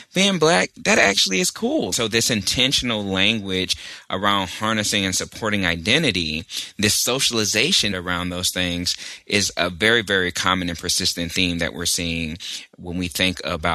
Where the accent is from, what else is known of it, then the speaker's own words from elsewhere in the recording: Texas, United States; now in Richmond, United States; I'm also from Texas, and that means a lot to me